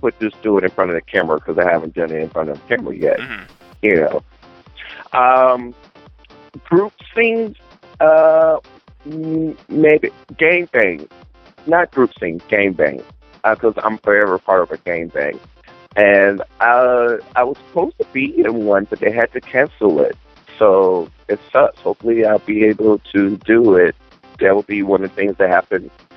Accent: the South, United States; I'm from the South

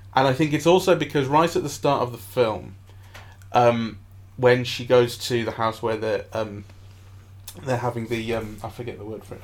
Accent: England, United Kingdom; as an English Jew myself

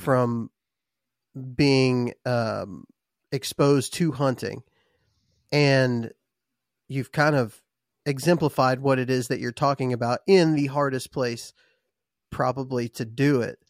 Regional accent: Texas, United States; now in Alabama, United States; I'm from Texas originally

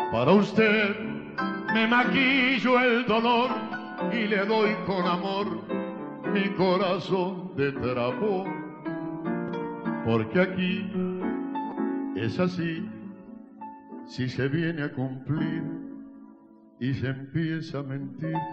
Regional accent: Mendoza, Argentina; Soy de Mendoza, Argentina.

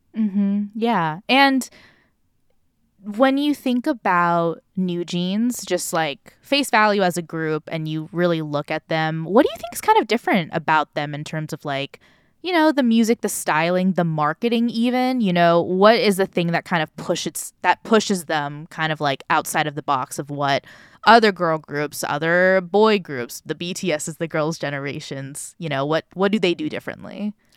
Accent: Orange County, California, United States; I grew up in Orange County

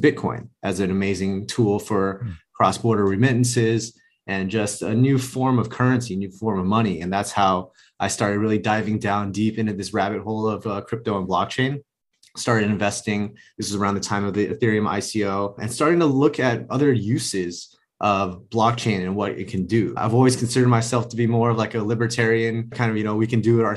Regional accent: Los Angeles, California, United States; I grew up in Los Angeles, went to school

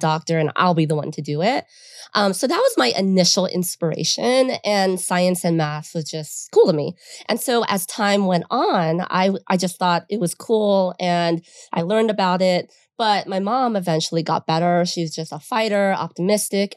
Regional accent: San Fernando Valley, California, United States; we grew up in the San Fernando Valley

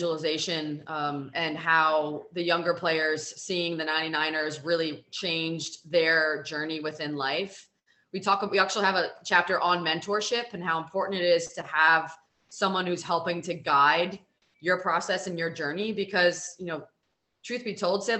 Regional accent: Silver Spring, Maryland, United States; I grew up in Silver Spring, Maryland, so I was close to the White House

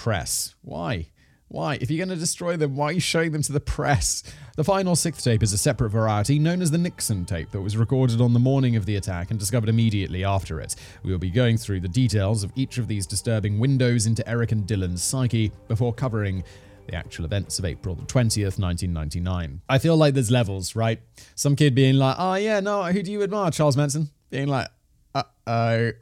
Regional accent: United Kingdom; I'm British

